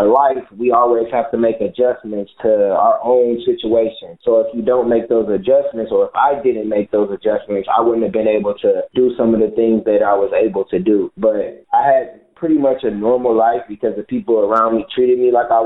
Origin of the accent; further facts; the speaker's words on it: Michigan City, Indiana, United States; I'm from Michigan City, Indiana, and I grew up in the projects